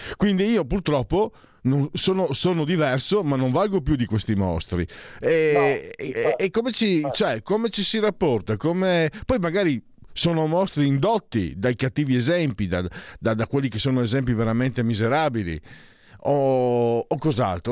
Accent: Venice area, Veneto, Italy

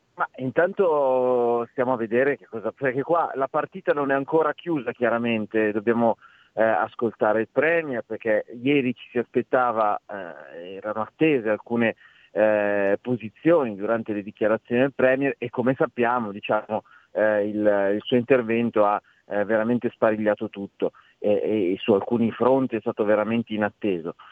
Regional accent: Lombardy, Italy; Io sono lombardo

